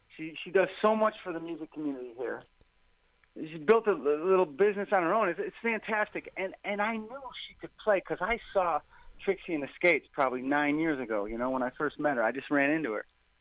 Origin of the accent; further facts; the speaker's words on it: Detroit, Michigan, United States; moved away; I grew up in Detroit as a kid